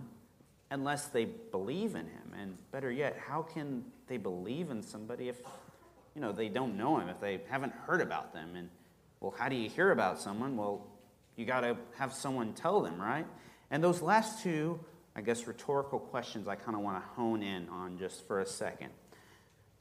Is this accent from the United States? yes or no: yes; rural Kansas, United States; I grew up in Kansas, rural Kansas, middle of nowhere